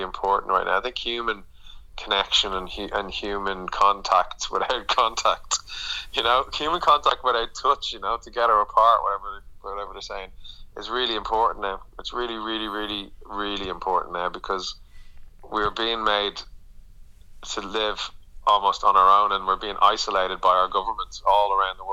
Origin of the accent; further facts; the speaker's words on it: Dublin, Leinster, Ireland; now in London, United Kingdom; as an Irish person, as someone from Dublin